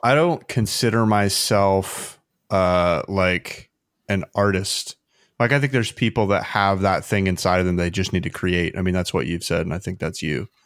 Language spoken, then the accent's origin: English; Indiana, United States; moved away as an adult; also born or lived in Arizona; now in Ventura, United States; I'm from Indiana originally